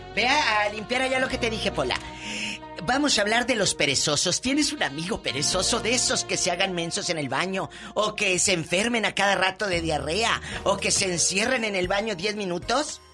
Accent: Matamoros, Tamaulipas, Mexico; moved away; Allá en mi tierra, en Matamoros

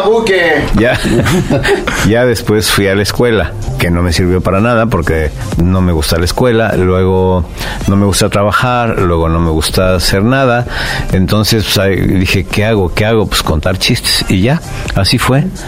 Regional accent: Mexico City, Mexico; nací en el DF, en la calle de Regina 84, entre Pino Suárez y 20 de noviembre.

